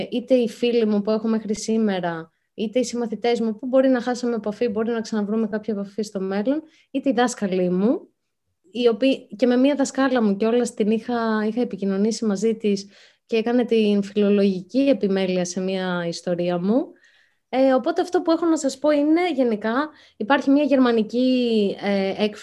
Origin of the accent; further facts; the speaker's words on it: Vyronas, Attica, Greece; also born or lived in Spata; εγώ μεγάλωσα στο Βύρονα και στα μέσα της Δευτέρας Λυκείου άλλαξα σχολείο και πήγα στα Σπάτα. Επειδή μετακόμισαν οι γονεί μου